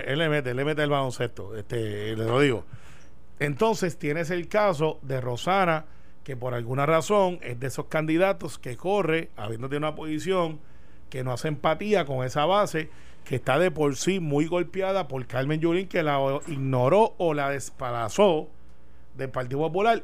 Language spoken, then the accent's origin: Spanish; Puerto Rico; como buen puertorriqueño